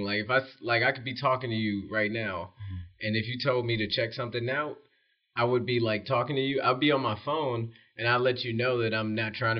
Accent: Detroit, Michigan, United States; moved away; I come from Detroit, Michigan

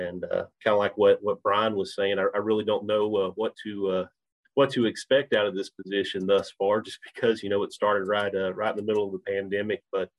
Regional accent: Leverett's Chapel, Texas, United States; also born or lived in Baton Rouge, Louisiana; with Texas A&M AgriLife Extension Service. I'm originally from East Texas, a little small town called Leverett's Chapel

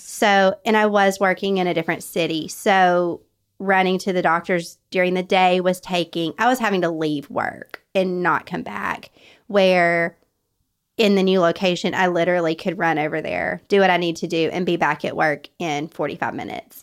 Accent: North Alabama, United States; I was raised in North Alabama

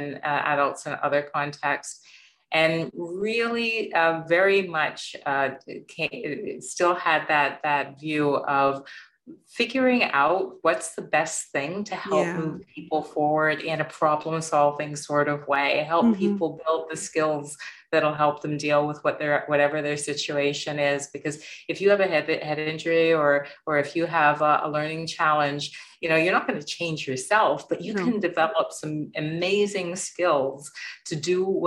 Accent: Canada; also born or lived in Jamaica; I'm an immigrant to Canada

